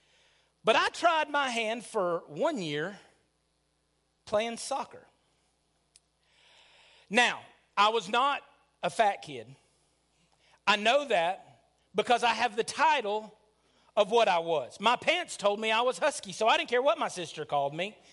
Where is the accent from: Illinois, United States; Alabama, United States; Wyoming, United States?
Alabama, United States; Lickskillet; when I grew up in Lickskillet, Alabama